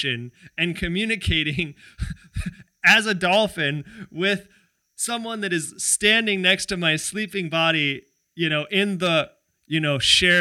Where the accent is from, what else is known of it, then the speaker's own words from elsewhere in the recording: California, United States; now in Hawaii, United States; where I grew up in California, also in the hood